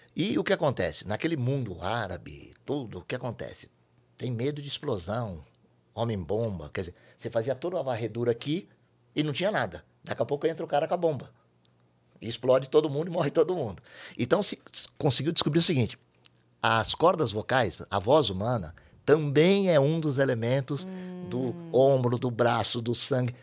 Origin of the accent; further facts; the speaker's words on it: São Paulo, Brazil; Eu sou de São Paulo, capital